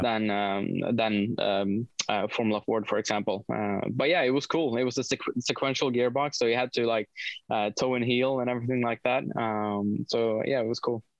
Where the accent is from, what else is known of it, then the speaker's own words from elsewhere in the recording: Sweden; moved away; also born or lived in United Kingdom; growing up in Sweden and being involved in motorsport